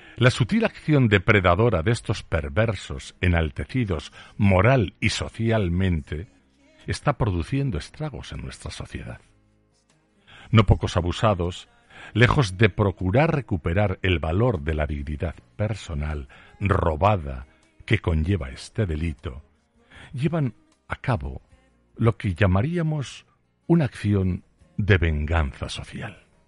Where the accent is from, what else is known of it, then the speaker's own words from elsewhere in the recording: Aragon, Spain; solo soy un zapatero aragonés